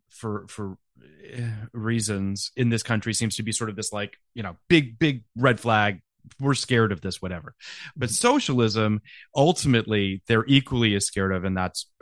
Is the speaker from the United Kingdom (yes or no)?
no; Canada; As a Canadian